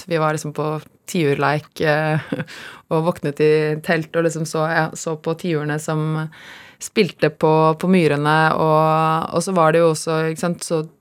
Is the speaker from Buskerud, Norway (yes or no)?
yes; Kongsberg, Buskerud, Norway; born or raised there; also born or lived in Haugesund / Bømlo